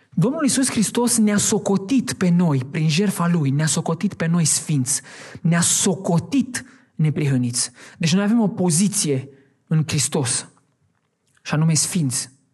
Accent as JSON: {"language": "Romanian", "town": "Hațeg", "region": "Hunedoara County", "country": "Romania", "also_born_or_lived": "Oradea", "said": "Din deci Hunedoara. Nu poți să zic Hațeg, că nu știe nimeni de Hațeg. Hunedoara."}